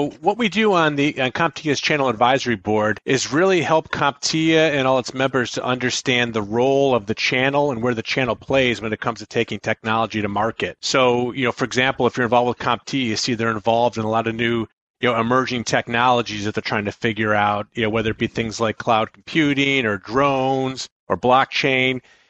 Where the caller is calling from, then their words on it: Buffalo, New York, United States; I am calling in from my home office in Buffalo, New York.